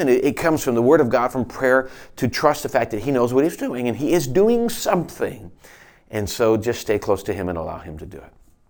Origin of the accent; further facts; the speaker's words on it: United States; as American Christians